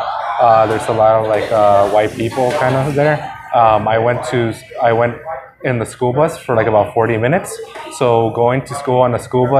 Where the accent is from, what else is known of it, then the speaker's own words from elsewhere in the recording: San Diego, California, United States; So I was born here in San Diego. I've been here all my life. I've been going to school here in San Diego area. I went to La Jolla High School, and after a few years there, I went to San Diego City College